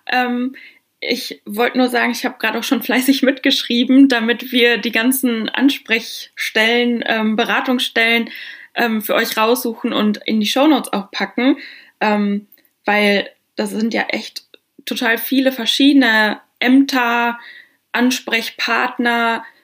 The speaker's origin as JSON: {"language": "German", "town": "Westkirchen", "region": "North Rhine-Westphalia", "country": "Germany", "said": "ich komme aus Westkirchen in der Nähe von Warendorf, war da zur Schule, habe jahrelang in Freckenhorst gearbeitet."}